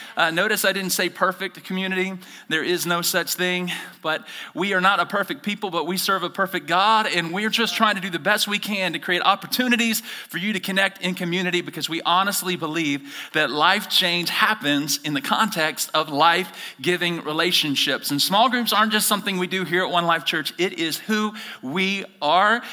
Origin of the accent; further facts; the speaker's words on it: Alabama, United States; moved away as an adult; I'm originally from Alabama